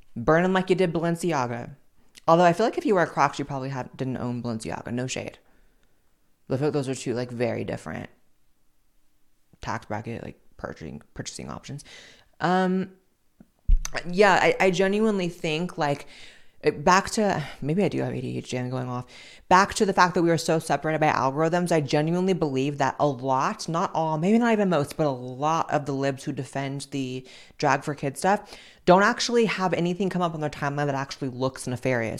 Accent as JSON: {"language": "English", "country": "United States", "said": "I'm just so goddamn American"}